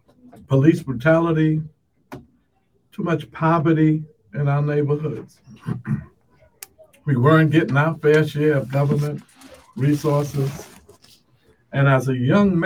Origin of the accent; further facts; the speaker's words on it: New York City, New York, United States; I grew up on the Lower East Side of Manhattan.